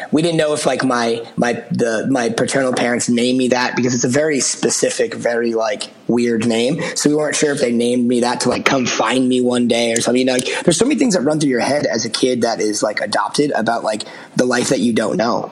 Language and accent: English; outside of Boston, Massachusetts, United States; I grew up outside of Boston